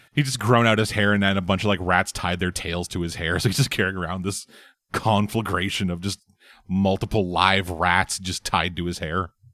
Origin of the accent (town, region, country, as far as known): Canada